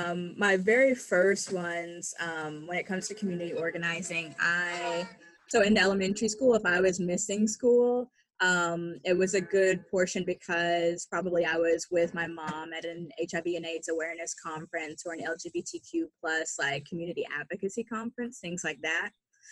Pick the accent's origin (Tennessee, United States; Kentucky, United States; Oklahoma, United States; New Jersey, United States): Oklahoma, United States; So growing up in Oklahoma's public education system